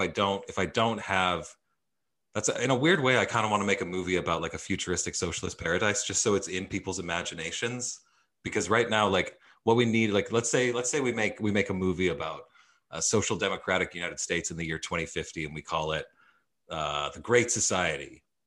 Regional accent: Edmonton, Alberta, Canada; growing up in Edmonton, there's a big theater community there

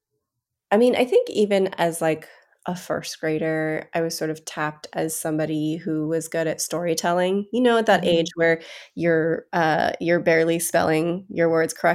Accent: Bishop, California, United States; I was raised in Bishop, California, which is about 4 hours northeast of LA.

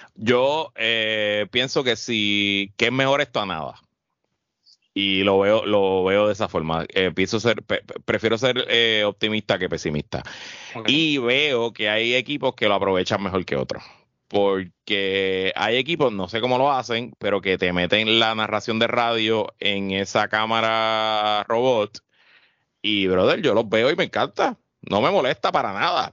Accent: Puerto Rico; yo soy el único puertorriqueño

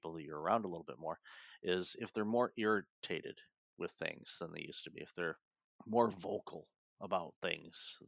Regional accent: Detroit, Michigan, United States; moved away; also born or lived in Toronto; growing up in Detroit

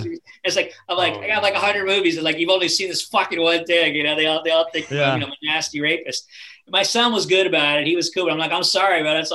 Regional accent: West Coast, United States; I'm from the West Coast

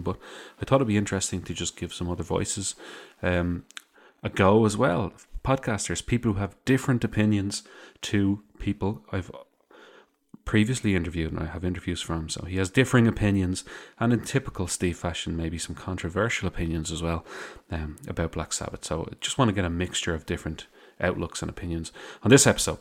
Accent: Ireland; I also say lads 'cause I am Irish

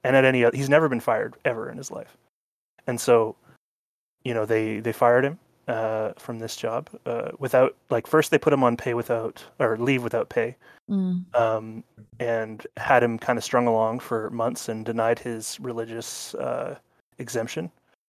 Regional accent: Canada; I'm a Canadian, and we're very excited about the honking.

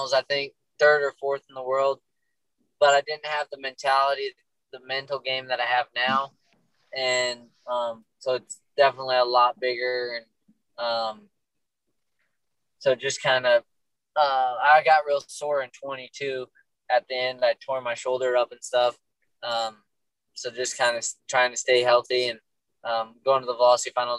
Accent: Attica, New York, United States; also born or lived in North Carolina / Pavilion, New York; where I grew up in Attica

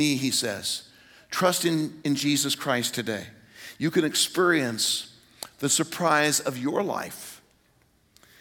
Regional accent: Greenwood, Indiana, United States; moved away; I'm in my hometown, Greenwood, Indiana, suburb of Indianapolis

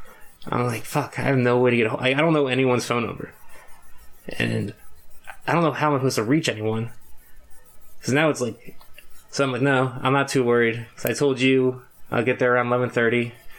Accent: Philadelphia, Pennsylvania, United States; "Hey, I'm from Philly. I lost my phone."

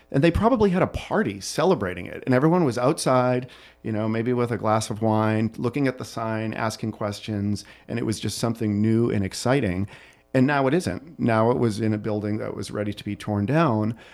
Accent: Burlington, Massachusetts, United States; also born or lived in Florence, Italy; now in Chicago, United States; I grew up i, right outside of Boston, Massachusetts, in a town called Burlington

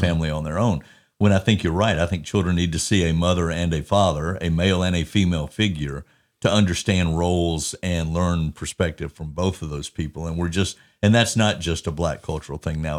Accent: Atlanta, Georgia, United States; now in Birmingham, United States; I was born in fifty-five. I grew up in Atlanta

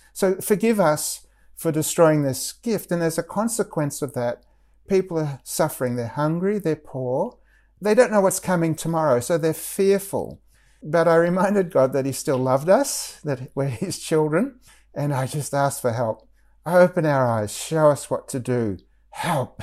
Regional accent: Australia; moved away as an adult; at the time that I was growing up in Australia

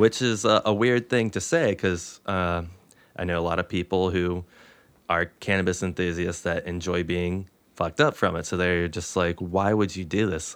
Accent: Moorefield, West Virginia, United States; my hometown, I'm from the eastern part of the state, a place called Moorfield.

